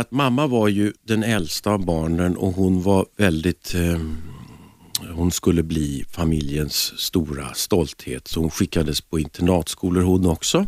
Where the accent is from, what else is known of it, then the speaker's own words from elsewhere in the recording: Stockholm, Stockholm County, Sweden; also born or lived in Lidingö / Härjedalen; jag föddes i Stockholm och sen så bodde vi på Frejgatan